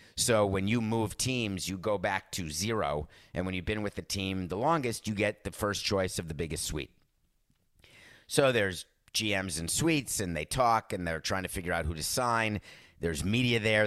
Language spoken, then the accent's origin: English; New York, United States; I'm a New Yorker.